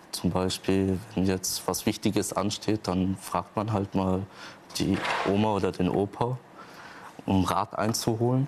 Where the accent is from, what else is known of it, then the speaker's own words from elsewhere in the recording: Nuremberg, Bavaria, Germany; ich komme aus Nürnberg